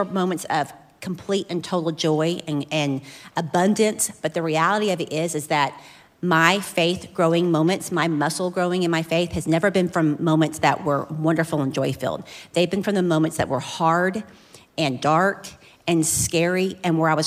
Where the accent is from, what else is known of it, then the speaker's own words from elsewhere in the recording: Flower Mound, Texas, United States; I was born and raised in Flower Mound